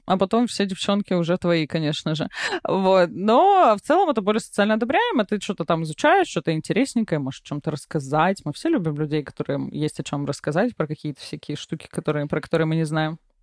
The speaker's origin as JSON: {"language": "Russian", "town": "Vladivostok", "region": "Primorsky Krai", "country": "Russia", "tie": "born or raised there", "said": "я выросла в Владивостоке"}